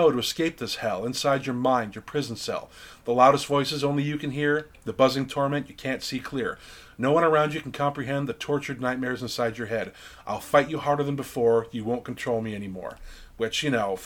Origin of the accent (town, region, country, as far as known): United States